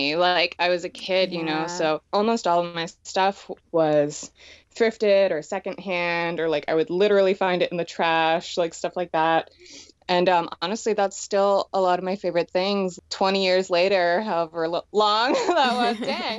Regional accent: Schwenksville, Pennsylvania, United States; also born or lived in Connecticut; Yeah, I grew up in Schwenksville, Pennsylvania.

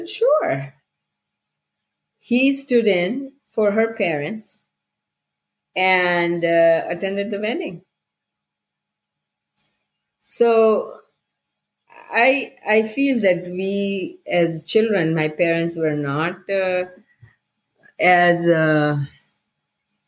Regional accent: India; moved away as an adult; when I was growing up in India

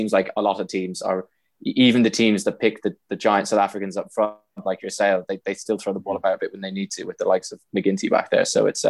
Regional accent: Ireland; being an Irishman and following the Pro 14

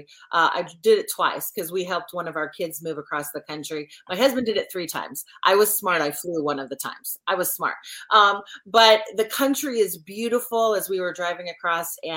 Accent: Oregon, United States; moved away as an adult; also born or lived in Washington State; now in South Carolina, United States; I'm a Pacific Northwest girl, born and raised in Oregon

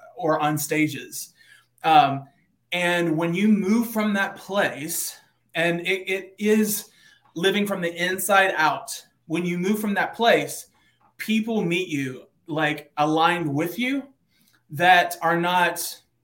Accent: Eastern Kentucky, United States; now in Nashville, United States; I was born in Eastern Kentucky, like a small town of 4,000 people.

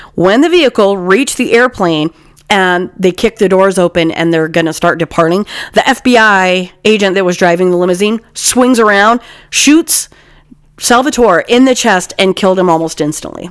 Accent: Utah, United States; I'm from Utah

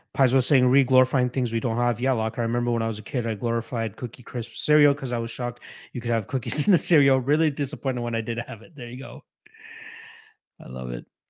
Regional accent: Canada; as a Canadian

